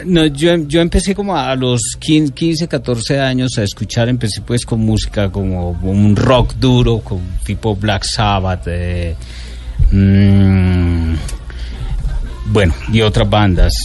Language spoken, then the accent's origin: Spanish; Montería, Córdoba, Colombia; yo crecí en Montería